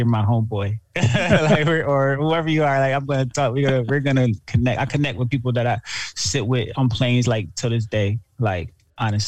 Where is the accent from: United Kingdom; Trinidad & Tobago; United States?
United States; Syracuse, New York; also born or lived in Florida; Syracuse, New York, to where I grew up at.